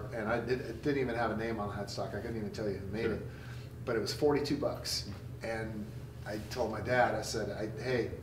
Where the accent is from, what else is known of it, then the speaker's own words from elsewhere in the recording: California, United States; growing up in Devil, California